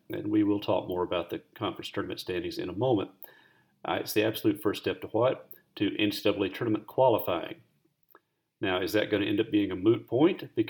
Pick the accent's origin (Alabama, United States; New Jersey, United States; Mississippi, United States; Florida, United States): Mississippi, United States; Jones County; I'm from Jones County